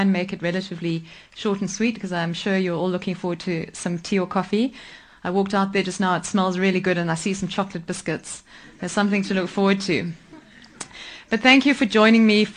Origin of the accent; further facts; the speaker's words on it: Nairobi, Kenya; also born or lived in Mombasa; I grew up in Kenya. I was lucky enough to be born in Nairobi